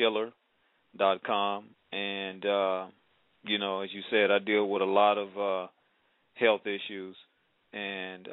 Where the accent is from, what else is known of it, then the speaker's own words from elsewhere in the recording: Tennessee, United States; moved away; also born or lived in Arkansas / Mississippi; I'm from the South originally, Tennessee. We've lived around Tennessee, Arkansas, Mississippi, and all